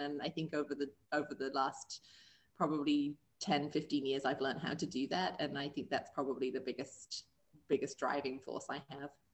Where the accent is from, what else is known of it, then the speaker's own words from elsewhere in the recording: England, United Kingdom; moved away as an adult; also born or lived in Springfield, Missouri; now in Columbia, United States; I am originally from England and found my way over here to the US and um, made this my new home.